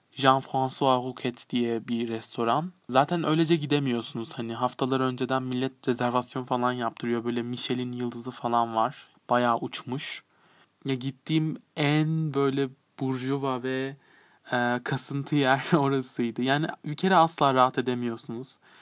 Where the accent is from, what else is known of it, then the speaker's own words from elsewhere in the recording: Turkey; Türk'üm. Evet yani Yunan bir e, tarafım da var. Annem